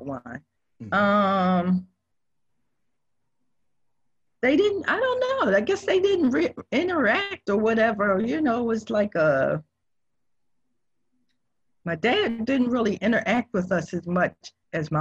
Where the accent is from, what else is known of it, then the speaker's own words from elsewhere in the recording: Philadelphia, Pennsylvania, United States; I grew up on Patton Street between 31st